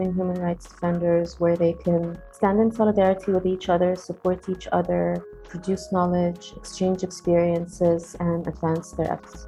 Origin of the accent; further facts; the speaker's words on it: Saudi Arabia; now in abroad; But yeah, growing up, there is no question that any girl growing up in Saudi Arabia will have this kind of unique identity. My mother was Egyptian, my father is a Saudi.